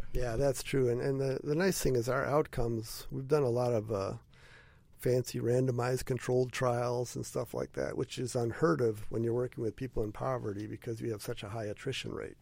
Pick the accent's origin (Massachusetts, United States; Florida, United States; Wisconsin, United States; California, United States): Wisconsin, United States; also born or lived in Western Illinois / Columbus, Ohio; we're originally from Wisconsin.